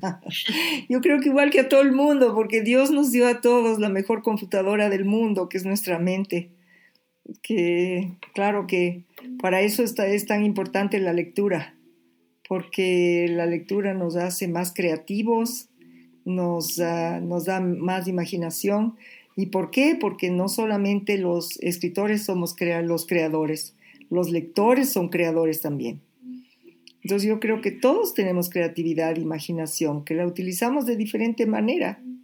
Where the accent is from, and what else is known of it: Ecuador